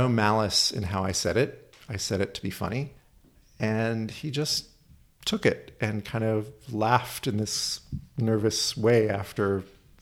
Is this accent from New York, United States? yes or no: no; Oakland, California, United States; I live over in Oakland